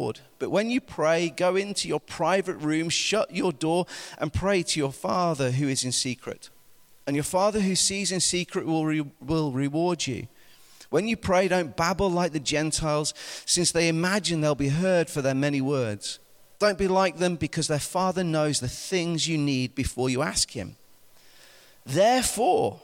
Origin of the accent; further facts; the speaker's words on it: United Kingdom; I'm British